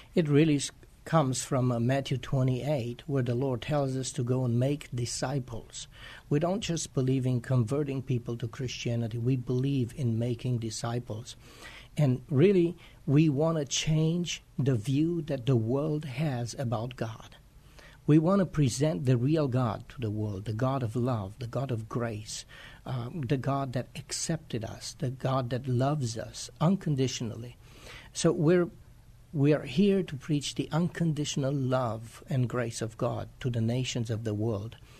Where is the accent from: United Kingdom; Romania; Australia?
Romania; moved away as an adult; also born or lived in Chicago, United States; now in San Antonio, United States; I am originally from Romania. I came to the United States in 1999